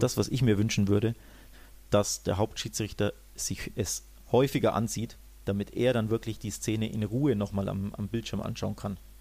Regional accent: Germany

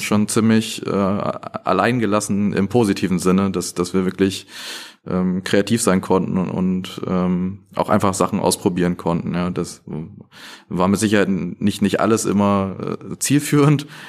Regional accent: Northern Germany, Germany; also born or lived in Aachen; Also ich bin im Norden groß geworden

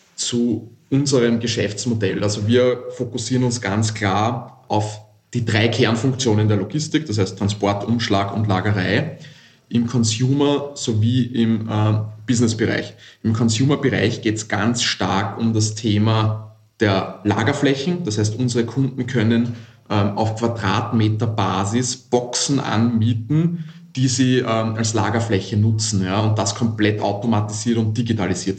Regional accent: Vienna, Austria; ich komme nicht aus Hamburg, ich komme aus dem wunderschönen Wien aus Österreich

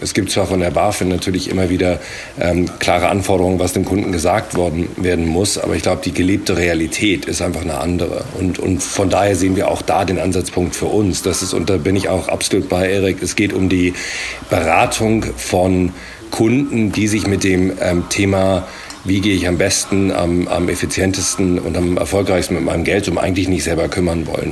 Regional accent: England, United Kingdom; moved away as an adult; also born or lived in Germany / London; now in Berlin, Germany; ich bin in Deutschland geboren, aber in England aufgewachsen und bin jetzt seit äh, drei Jahren hier in Berlin

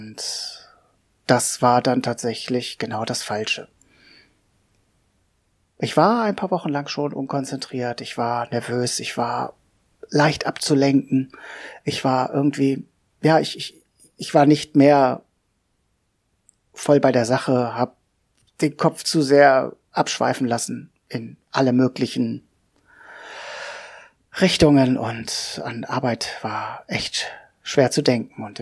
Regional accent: Hanover, Lower Saxony, Germany; Wer bin ich? Ja … ich bin 46 äh, Jahre alt, ich komme aus Hannover.

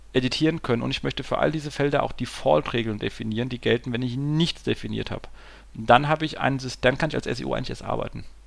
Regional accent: Hesse, Germany; als Hesse

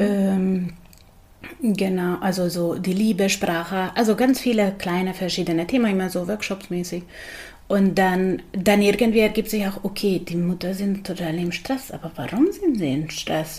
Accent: Budapest, Hungary; German is a second language; moved away as an adult; also born or lived in Augsburg, Germany; now in Berlin, Germany; Ich komme aus Budapest, also aus Ungarn.

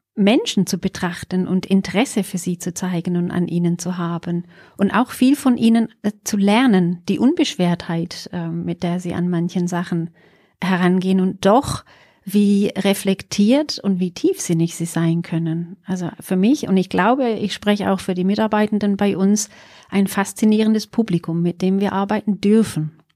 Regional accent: England, United Kingdom; now in Pforzheim, Germany; Also, ich bin gebürtige Engländerin

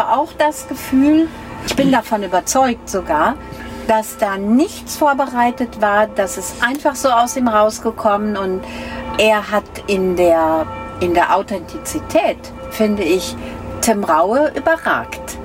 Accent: North Rhine-Westphalia, Germany; Ich komme ja nun aus Ostwestfalen

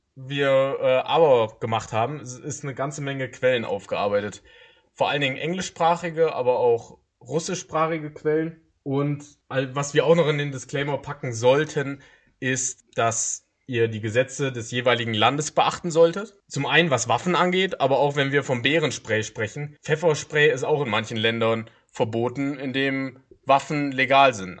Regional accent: Germany; wir als Deutsche

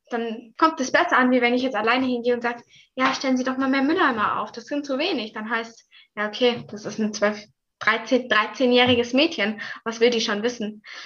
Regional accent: Mühlacker, Baden-Württemberg, Germany; bei uns in Mühlacker

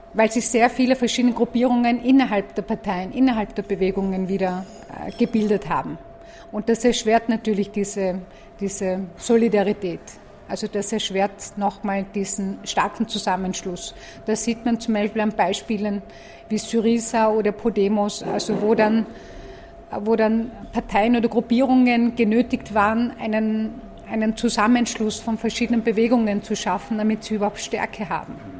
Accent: Tyrol, Austria; ich bin kurdischstämmig, bin in Tirol aufgewachsen

